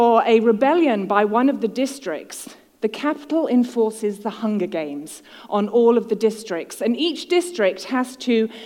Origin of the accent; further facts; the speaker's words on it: United Kingdom; now in United States; I'm a Brit in the USA